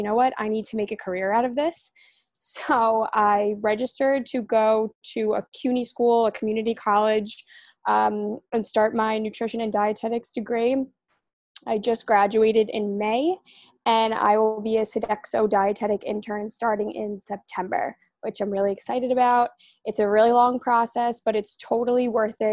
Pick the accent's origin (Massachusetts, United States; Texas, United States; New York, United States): New York, United States; New York City; I'm from Rockaway Beach, New York. That's in the five boroughs in New York City